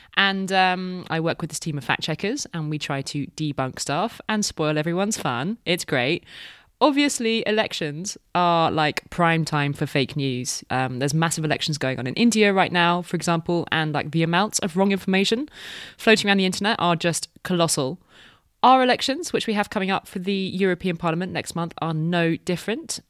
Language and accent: English; United Kingdom; I'm British